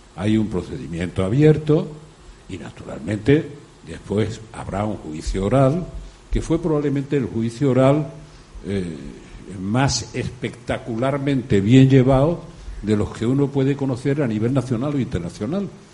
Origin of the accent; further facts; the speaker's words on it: the South, southern Spain, Spain; also born or lived in Extremadura; las raíces de mi tierra